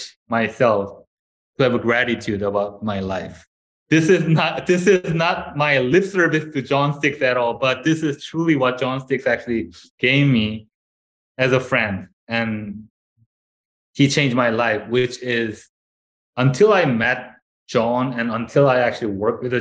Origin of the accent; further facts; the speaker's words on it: South Korea; moved away as an adult; now in Canada; I came from Korea, South Korea. So as a South Korean guy, that's the mandatory service